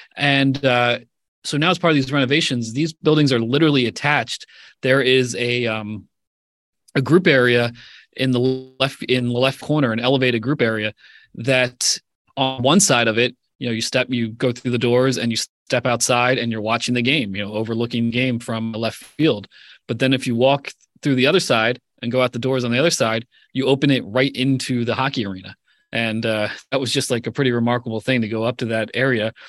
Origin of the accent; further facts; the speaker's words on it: Pennsylvania, United States; growing up in Pennsylvania